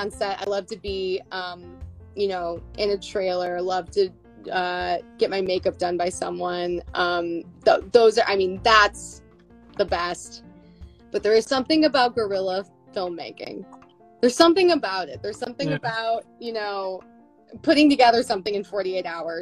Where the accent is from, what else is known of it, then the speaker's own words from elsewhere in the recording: Buffalo, New York, United States; moved away; I'm from Buffalo.